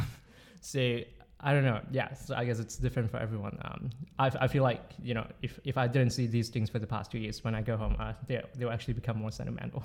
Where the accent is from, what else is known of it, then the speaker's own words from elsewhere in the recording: Malaysia; moved away as an adult; now in Oxford, United Kingdom; I'm from Malaysia